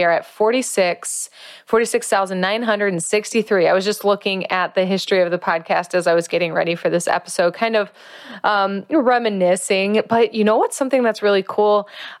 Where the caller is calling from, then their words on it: La Fortuna, Alajuela, Costa Rica; I am calling in from Costa Rica. I am specifically calling in from La Fortuna, Costa Rica. I am practicing Spanish.